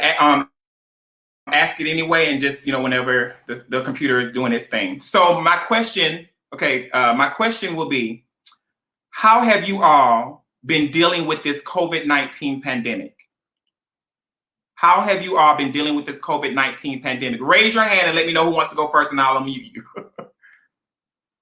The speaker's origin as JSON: {"language": "English", "town": "Conway", "region": "South Carolina", "country": "United States", "also_born_or_lived": "Atlanta, Georgia / Washington, D.C.", "moved": "yes", "lives_now": "East Orange, United States", "said": "I'm from the Conway Bucksport area, but Myrtle Beach, South Carolina."}